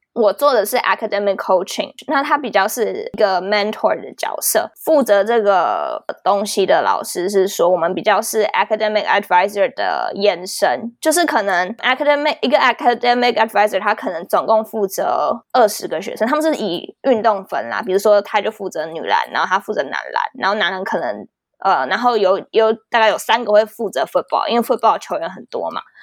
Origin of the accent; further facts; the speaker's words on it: Taiwan; moved away as an adult; now in United States; 我在台湾当过球精